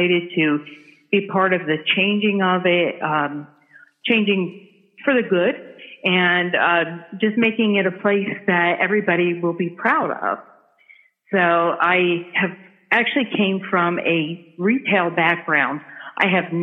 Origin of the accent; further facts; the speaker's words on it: New Jersey, United States; moved away as an adult; now in Chattanooga, United States; I am originally from New Jersey. I was born and raised in New Jersey, and about 34 years ago, I moved south to Chattanooga, Tennessee